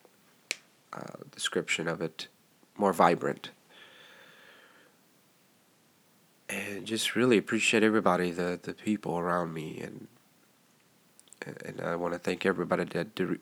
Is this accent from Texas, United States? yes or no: yes; Texas, United States; I'm a Texan